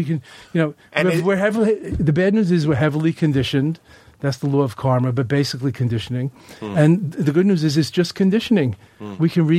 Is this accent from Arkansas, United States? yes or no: no; Long Island, New York, United States; where I grew up in Long Island